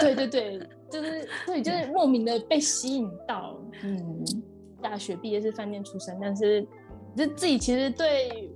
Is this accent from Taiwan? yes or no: yes; Taichung, Taiwan; moved away as an adult; also born or lived in Shiretoko, Hokkaido, Japan; now in Yamagata, Japan; 我是来自台中的